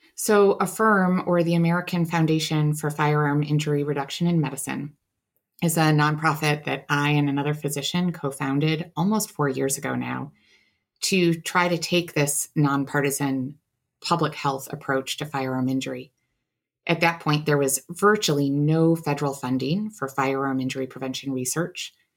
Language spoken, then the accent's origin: English; Buffalo, New York, United States; I grew up in Buffalo, New York